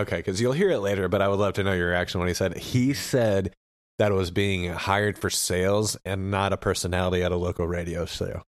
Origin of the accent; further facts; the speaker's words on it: Oklahoma, United States; I say aunt, 'cause I'm from Oklahoma